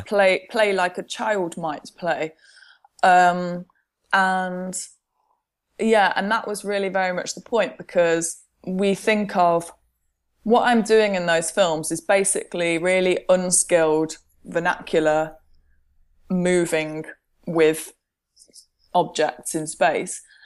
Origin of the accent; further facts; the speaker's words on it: Midlands, United Kingdom; also born or lived in Milton Keynes; I'm from the Midlands, and one of the places that I used to skateboard when I was an adolescent, uh, was in Milton Keynes.